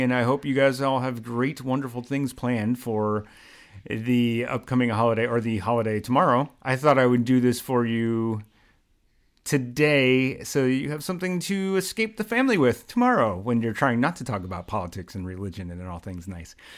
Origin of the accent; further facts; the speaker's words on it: Philadelphia, Pennsylvania, United States; now in New York, United States; in Philly because I always feel like it goes further in my hometown